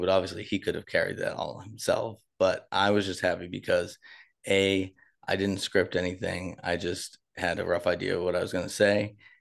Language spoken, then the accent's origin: English; Boston, Massachusetts, United States; moved away; I'm from Boston